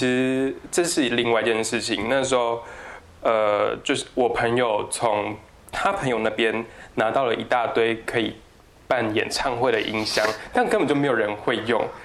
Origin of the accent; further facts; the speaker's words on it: southern Taiwan, Taiwan; moved away; also born or lived in Tamsui; 我是南部人